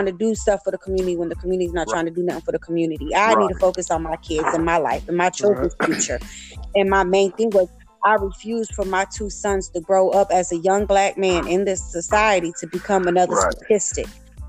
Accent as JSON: {"language": "English", "region": "Florida", "country": "United States", "said": "you know, I'm from Florida too, and I'm from South Florida, and I understand that."}